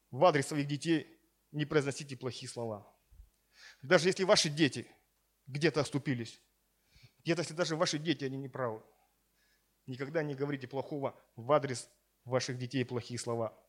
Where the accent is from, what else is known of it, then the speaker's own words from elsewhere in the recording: Siberia, Russia; now in Sochi, Russia; у нас в Сибири, откуда я родом